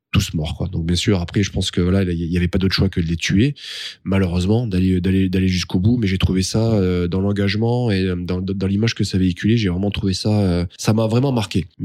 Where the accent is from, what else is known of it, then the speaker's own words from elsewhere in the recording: Pau, Nouvelle-Aquitaine, France; Tu pars tu pars à Pau, parce que moi je suis natif de Pau, tu pars à Pau.